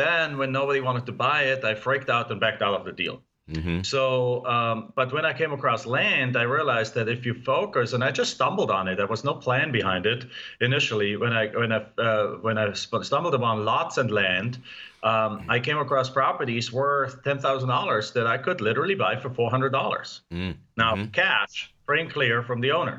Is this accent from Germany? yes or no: yes; Germany; English is a second language; moved away as an adult; now in United States; as you can tell from my accent, I'm not from here. I mean, you know me, I'm from Germany. I came over to the US in 1997.